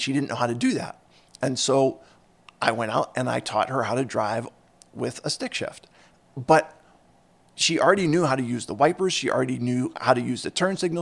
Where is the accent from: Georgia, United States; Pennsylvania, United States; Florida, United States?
Pennsylvania, United States; Philadelphia; I grew up in Philadelphia, and so I, uh, or in the Philadelphia suburbs